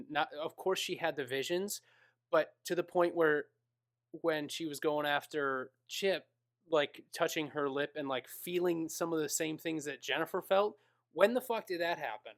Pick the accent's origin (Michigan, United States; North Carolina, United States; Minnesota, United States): Minnesota, United States; I am was born and raised in Minnesota.